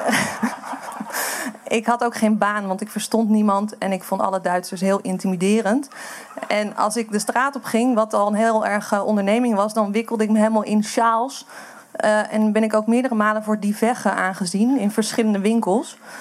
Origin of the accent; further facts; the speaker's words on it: Amsterdam, North Holland, Netherlands; moved away; ik kom uit Amsterdam